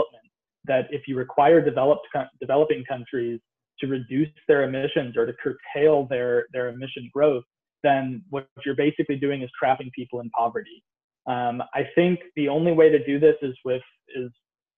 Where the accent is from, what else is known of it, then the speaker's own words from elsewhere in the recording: United States; my home country, the United States